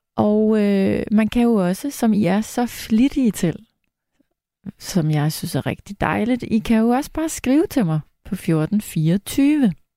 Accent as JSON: {"language": "Danish", "town": "Farum", "region": "Capital Region of Denmark", "country": "Denmark", "tie": "born or raised there", "said": "jeg er vokset op i Farum, som ligger lige ved siden af Lynge"}